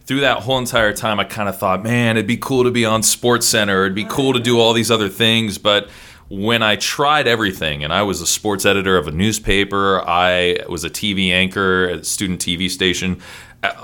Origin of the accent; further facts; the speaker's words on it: Columbus, Ohio, United States; also born or lived in Toledo, Ohio; now in Seattle, United States; My family moved to Columbus when I was two